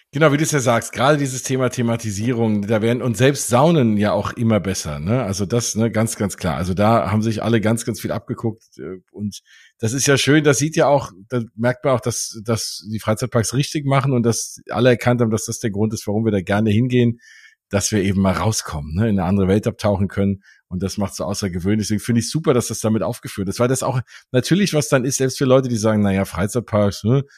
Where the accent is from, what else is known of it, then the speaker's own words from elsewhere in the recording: Frankfurt, Hesse, Germany; ich komme ja aus Frankfurt